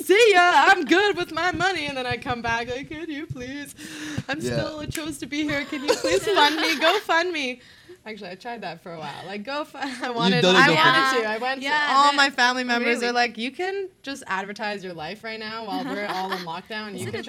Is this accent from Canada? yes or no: yes; Canada; I'm from Canada.